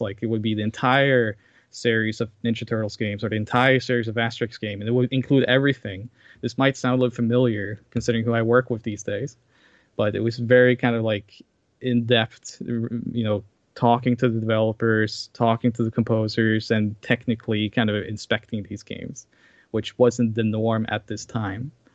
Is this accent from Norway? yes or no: yes; Norway; English is a second language; also born or lived in Sao Paulo, Brazil; I'm from Norway.